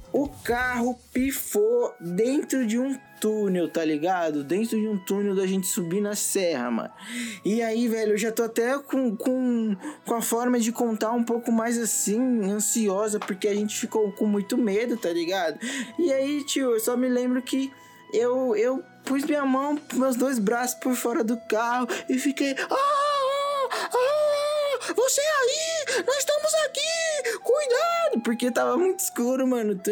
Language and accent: Portuguese; São Paulo, Brazil; que é agora que vamos de volta para nossa terra aqui, Vila Joaniz, Americanópolis. Alô, Joaniz, os caras aqui é brabo.